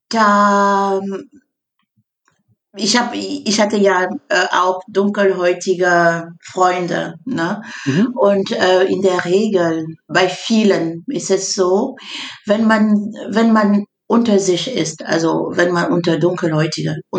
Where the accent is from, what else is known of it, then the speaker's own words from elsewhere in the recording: Cameroon; äh, ich komme aus Kamerun. Kommt ich komme aus Kamerun an da.